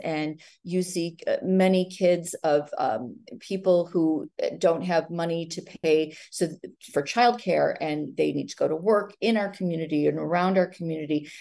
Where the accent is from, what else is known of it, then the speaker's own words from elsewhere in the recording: Highland Park, Illinois, United States; I'm born and raised in Highland Park, one of those strange odd ducks who has never left home